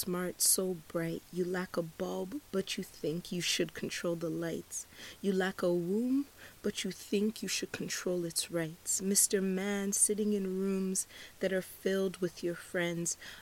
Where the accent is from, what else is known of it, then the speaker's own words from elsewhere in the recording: Nigeria; I'm Nigerian, and usually when we exchange pleasantries with someone, we usually ask them how the weather's doing.